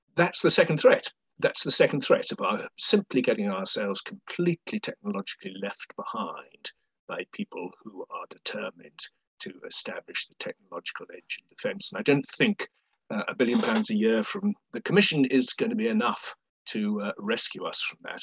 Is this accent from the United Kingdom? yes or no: yes; United Kingdom; as a Brit